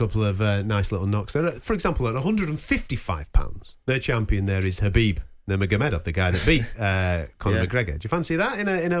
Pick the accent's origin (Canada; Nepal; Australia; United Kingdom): United Kingdom; I can only speak as a British guy following my British fighters, and we've got six world champions at the moment.